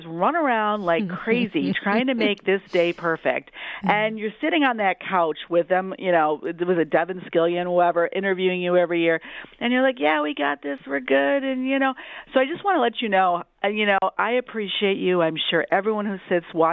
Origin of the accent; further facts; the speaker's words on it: Detroit, Michigan, United States; I'm a Detroiter. I was born in Detroit. I'm so proud of my city.